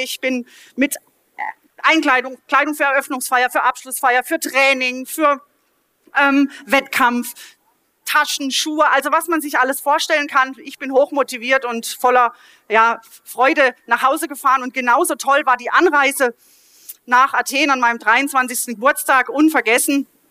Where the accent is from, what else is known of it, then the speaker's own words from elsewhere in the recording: Mahlberg, Baden-Württemberg, Germany; also born or lived in Offenburg; in meiner Heimatgemeinde in Malberg